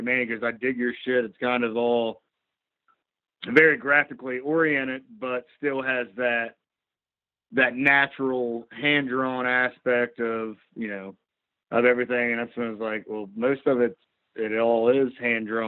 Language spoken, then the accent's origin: English; Eastern Shore, Maryland, United States; we're all from the state of Maryland. We're all generally Eastern Shore guys